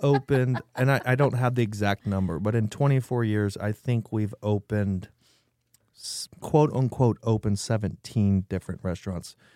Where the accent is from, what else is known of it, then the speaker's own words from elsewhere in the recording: Nebraska, United States; now in San Antonio, United States; I'm from Nebraska.